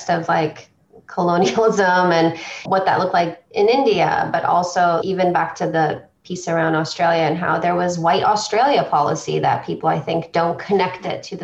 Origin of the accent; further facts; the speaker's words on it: Romania; moved away; I'm originally from Romania